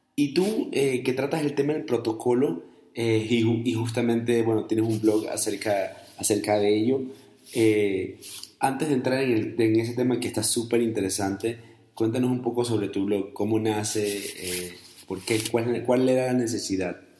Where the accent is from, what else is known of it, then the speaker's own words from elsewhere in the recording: Guayaquil, Guayas, Ecuador; also born or lived in Colombia / United States; now in Guadalajara, Mexico; yo vivo en Guadalajara, yo soy ecuatoriano y yo soy de Guayaquil además